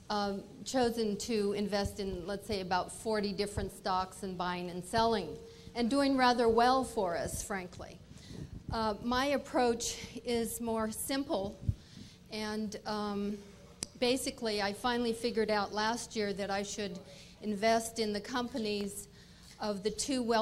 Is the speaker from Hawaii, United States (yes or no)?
no; Seattle, Washington, United States; Mr. Buffett … from the Emerald City, the same area, the land of Microsoft.